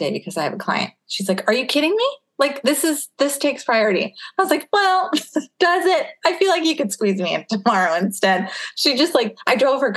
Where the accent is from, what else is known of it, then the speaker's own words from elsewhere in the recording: United States; moved away as an adult; now in Winnipeg, Canada; I'm from the U.S.